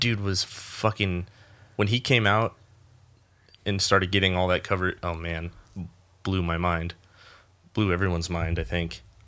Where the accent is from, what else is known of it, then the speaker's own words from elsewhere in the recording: Rio Grande, United States; also born or lived in Ventura, California; I was born in Ventura and moved to Rio Grande when I was four.